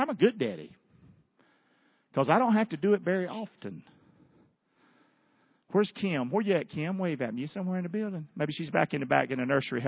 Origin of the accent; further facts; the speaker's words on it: the South, United States; I'm a Southerner. It's yes, ma'am